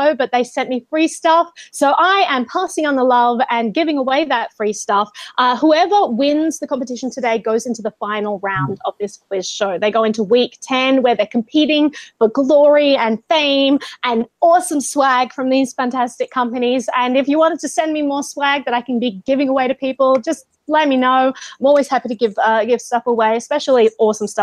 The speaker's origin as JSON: {"language": "English", "country": "Australia", "moved": "yes", "lives_now": "New York, United States", "said": "I'm Australian"}